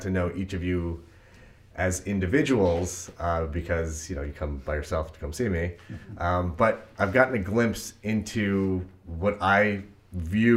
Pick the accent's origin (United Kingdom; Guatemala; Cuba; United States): United States; Brooklyn, near East New York; I actually grew up in Stark City